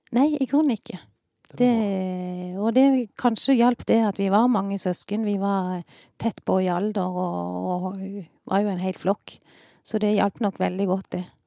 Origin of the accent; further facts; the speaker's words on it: Sørlandet, Southern Norway, Norway; accent: sørlending; also born or lived in Ålesund; Jeg kom til Sørlandet i 1970.